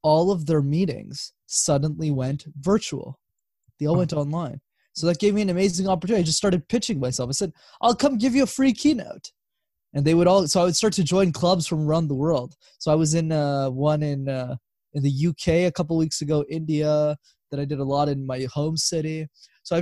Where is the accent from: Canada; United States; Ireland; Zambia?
Canada; Montreal, Quebec; Born and raised. So I lived there my whole life.